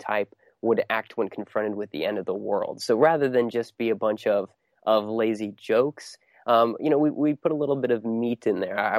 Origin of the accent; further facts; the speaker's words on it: Ohio, United States; I grew up in Ohio